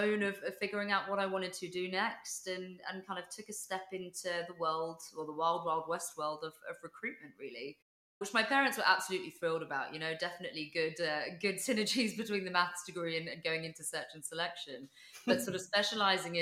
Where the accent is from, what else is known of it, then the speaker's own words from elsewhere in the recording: London, United Kingdom; I was born in London